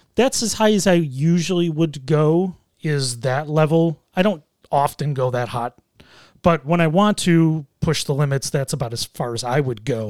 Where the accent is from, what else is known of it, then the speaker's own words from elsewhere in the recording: Buffalo, New York, United States; I grew up in Buffalo. I've lived here in Buffalo my whole life